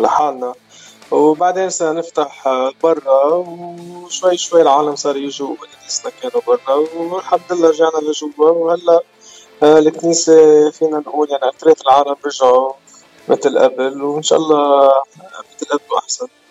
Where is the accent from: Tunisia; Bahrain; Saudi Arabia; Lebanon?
Lebanon; Baabda, Mount Lebanon; moved away as an adult; also born or lived in Riverside; أنا الأصل من لبنان بعبدة صار لي بالاغتراب من آه، سنة 1998